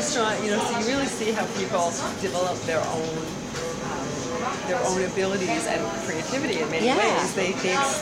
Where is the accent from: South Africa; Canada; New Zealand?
Canada; I am unapologetically Canadian